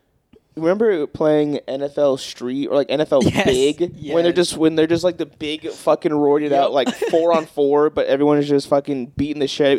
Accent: United States

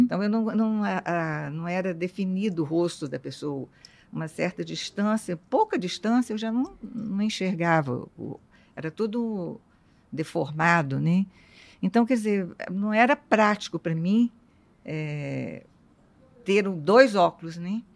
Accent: interior of Rio de Janeiro state, Brazil; moved away; eu sou do interior do estado do Rio

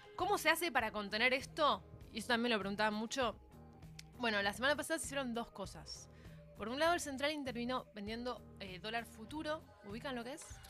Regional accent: Argentina; los países emergentes como el nuestro

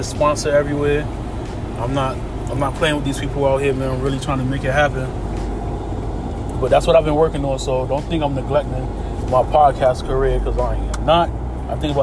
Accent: Connecticut, United States; I'm from Connecticut

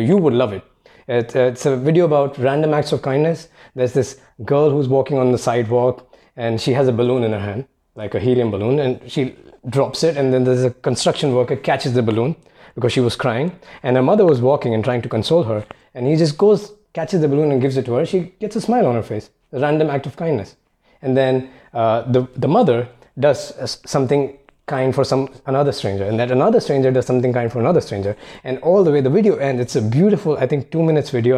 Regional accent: India; moved away as an adult; I grew up in India

